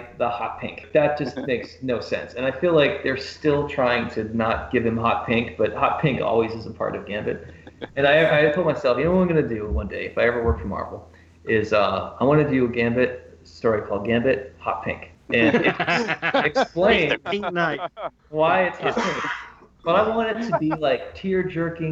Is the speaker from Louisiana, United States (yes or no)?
no; Derry, New Hampshire, United States; also born or lived in Los Angeles / New York / Colorado; now in Portland, United States; I grew up in Derry, New Hampshire